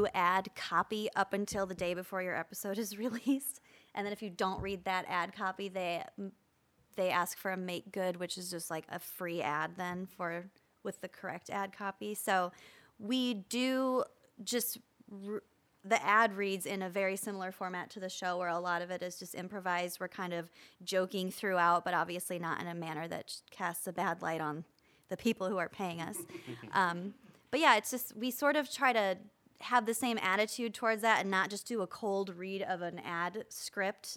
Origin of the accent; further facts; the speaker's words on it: Midwest, United States; as a Midwesterner